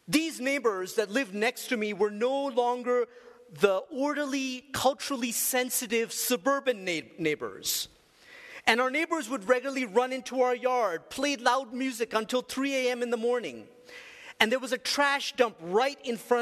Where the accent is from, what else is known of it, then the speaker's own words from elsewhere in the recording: Colombo, Western Province, Sri Lanka; Growing up in Sri Lanka, my parents encouraged my sister and I to engage the poverty